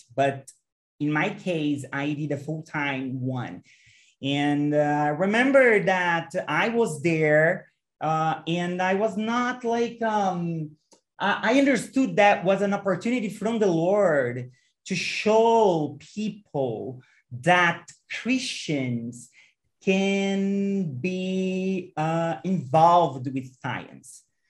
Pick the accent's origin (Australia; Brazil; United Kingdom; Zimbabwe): Brazil; I'm from Brazil and I'm 35 years old